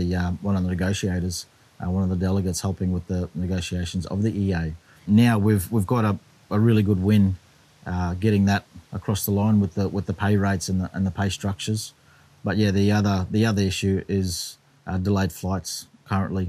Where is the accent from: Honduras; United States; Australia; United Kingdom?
Australia; Cairns, Queensland; moved away as an adult; now in Townsville, Australia; I was born and raised in this particular spot we're in now